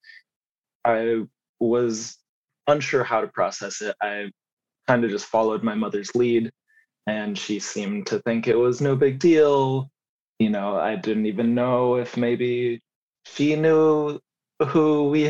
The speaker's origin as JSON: {"language": "English", "country": "United States", "tie": "born or raised there", "also_born_or_lived": "Colorado / Missouri", "said": "I grew up in mostly very small towns in Colorado and Missouri"}